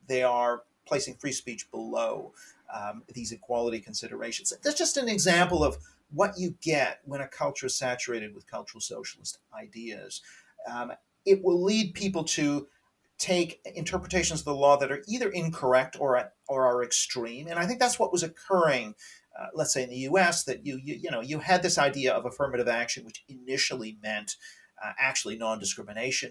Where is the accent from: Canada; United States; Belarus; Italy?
Canada; I'm Canadian. I should say I'm Canadian